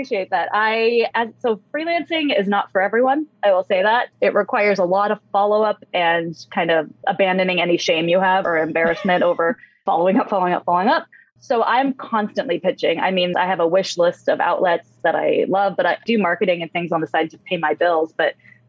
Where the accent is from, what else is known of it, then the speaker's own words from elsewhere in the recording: San Francisco, California, United States; I'm in the Bay Area. I was born and raised in San Francisco